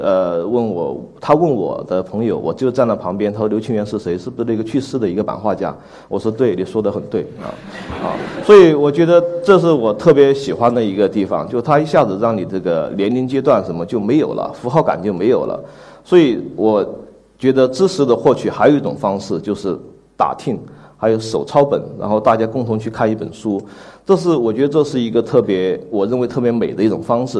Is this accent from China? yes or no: yes; the South, southern China, China; 我在南方工作和， 和生活， 呃， 作为一个南方人